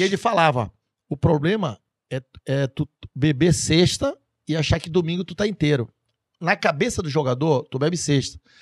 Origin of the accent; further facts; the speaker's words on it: Pará, Brazil; moved away; eu sou paraense, mas tipo, modo de falar